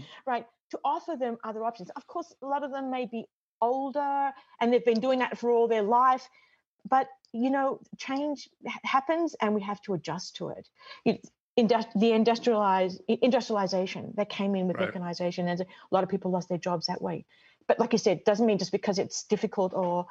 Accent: Australia; moved away as an adult; also born or lived in Michigan / Bolivia; now in Connecticut, United States; I'm Australian

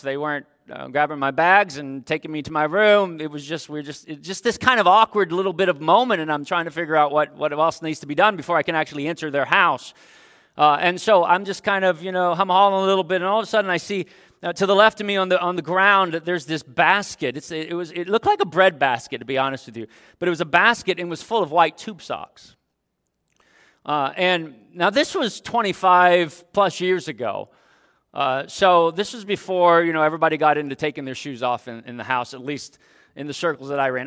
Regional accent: Dayton, Ohio, United States; moved away; my hometown of Dayton, Ohio

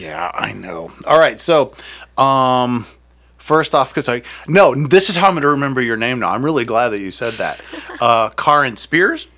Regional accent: Akron, Ohio, United States; I'm from Akron

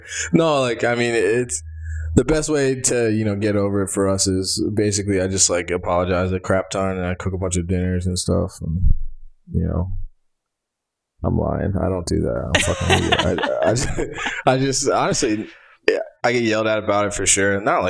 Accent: Alabama, United States; We're from Alabama, we grew up the same

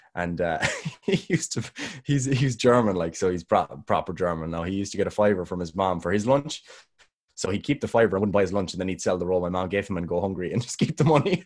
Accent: Ireland; I'm Irish

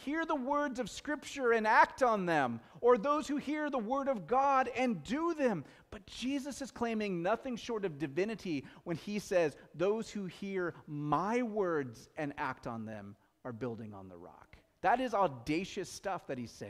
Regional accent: Pacific Northwest, United States; We're from the Pacific Northwest.

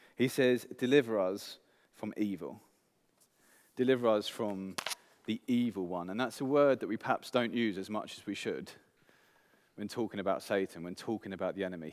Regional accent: England, United Kingdom; moved away; I'm English

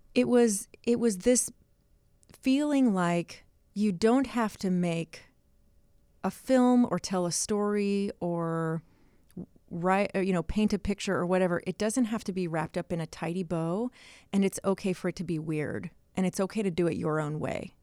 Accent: the South, United States; I grew up in the South

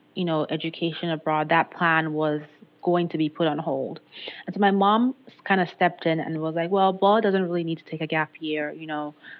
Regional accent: Nigeria; moved away as an adult; I'm originally from Nigeria

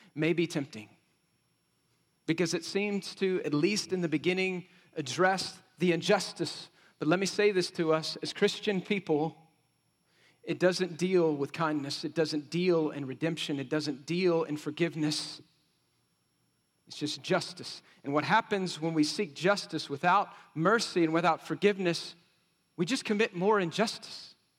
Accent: West Texas, United States; I grew up in Cuspa, West Texas, so we said it like this

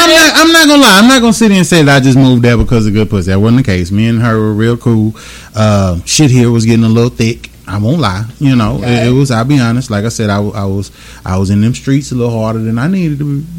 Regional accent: Houston, Texas, United States; moved away as an adult; also born or lived in Louisiana / Bryan, Texas; now in Oklahoma, United States; i I was born in St. Joseph Hospital, April 30th, oh, 1980. Shit. Yep, downtown Houston, Texas.

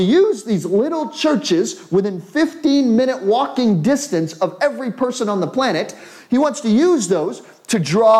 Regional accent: United States; as an American, I come from an individual culture

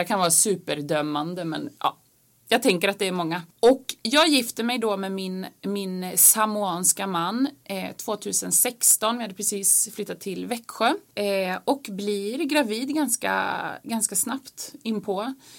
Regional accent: Finland; moved away; jag är halvfinsk, jag är född i Finland och har en finsk pappa

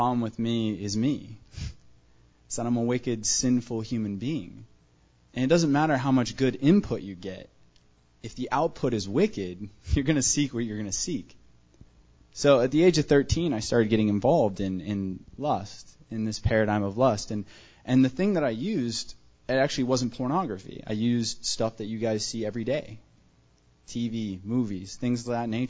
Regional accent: Tucson, Arizona, United States; I was born and raised here in Tucson, Arizona

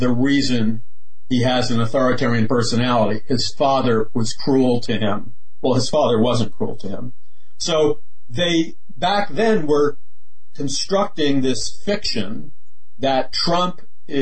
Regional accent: New York City, New York, United States; I was raised in Queens, Jackson Heights, Queens

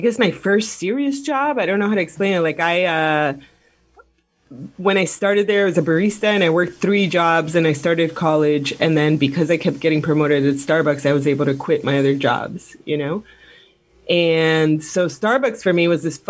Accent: Miami, Florida, United States; I'm from Miami

